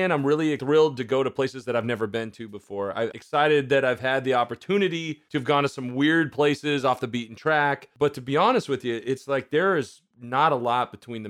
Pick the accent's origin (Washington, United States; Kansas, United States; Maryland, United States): Washington, United States; Marysville; I'm from Marysville.